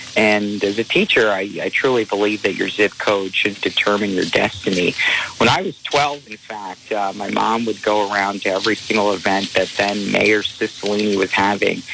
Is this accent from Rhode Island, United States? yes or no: yes; Providence, Rhode Island, United States; also born or lived in Minnesota; I'm one of the few candidates who was born and raised in Rhode Island in CD1